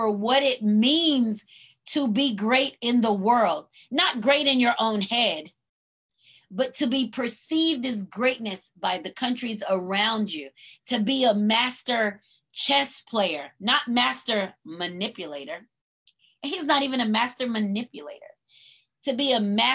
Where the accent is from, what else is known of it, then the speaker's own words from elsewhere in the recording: United States; I'm proud to be an American and I'm a Black American